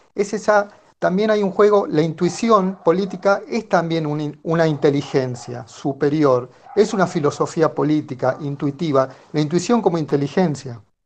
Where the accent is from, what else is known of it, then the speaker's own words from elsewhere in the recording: Tucumán, Argentina; yo soy de Tucumán.